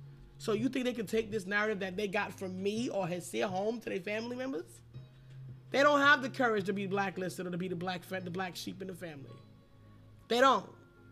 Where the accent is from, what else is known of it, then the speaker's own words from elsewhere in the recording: United States; I'm American black